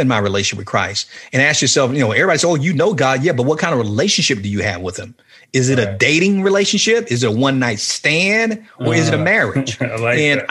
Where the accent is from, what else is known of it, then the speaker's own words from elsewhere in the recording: Miami, Florida, United States; I was back at home in Miami.